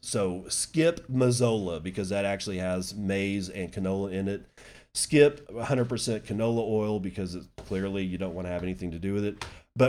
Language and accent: English; Texas, United States; To make it simple, I come from Texas dirt, and thus I've lived a life of grit with a form of strength you find from pioneering spirits that created me.